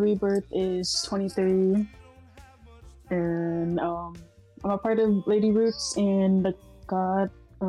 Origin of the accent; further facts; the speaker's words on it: California, United States; I'm from California. I currently stay in the Bay Area.